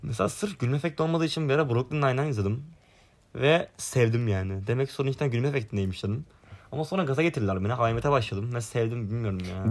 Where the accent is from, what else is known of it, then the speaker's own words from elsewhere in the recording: Sinop, Turkey; moved away as an adult; now in Istanbul, Turkey; ben Kütah memleketime geldim, Kütahya Sinop'a.